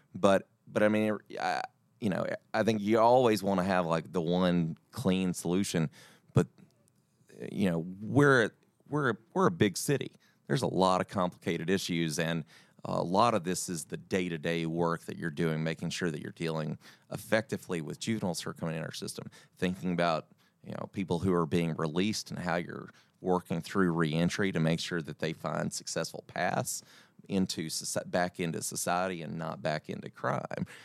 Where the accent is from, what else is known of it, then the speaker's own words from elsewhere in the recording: Dyersburg, Tennessee, United States; now in Nashville, United States; I'm from Dyersburg, Tennessee